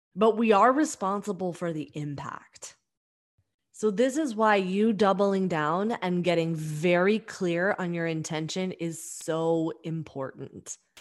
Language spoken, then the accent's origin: English; New York, United States; we're both from New York